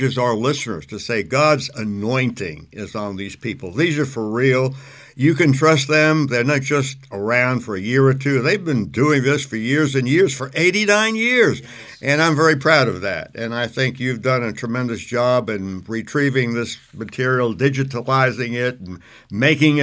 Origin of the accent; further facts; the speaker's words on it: New York City, New York, United States; also born or lived in Tennessee; now in Oklahoma, United States; I'm originally from New York City